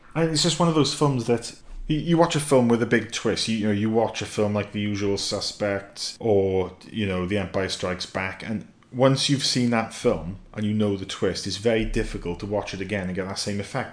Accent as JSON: {"language": "English", "country": "United Kingdom", "said": "being a Brit"}